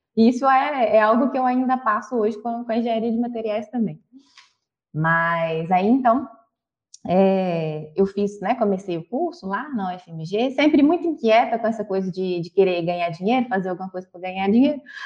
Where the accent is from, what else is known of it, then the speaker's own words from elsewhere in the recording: Belo Horizonte, Minas Gerais, Brazil; accent: mineiro; nascida e criada em BH, então talvez pelo sotaque eu já tenho percebido que eu sou mineira